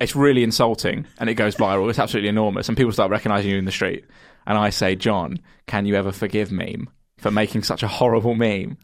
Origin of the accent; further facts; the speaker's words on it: Kent, South East England, United Kingdom; I'm from Kent